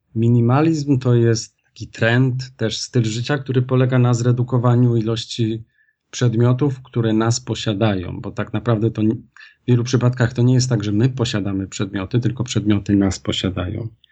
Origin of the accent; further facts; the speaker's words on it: Kraków, Lesser Poland, Poland; pochodzę z Krakowa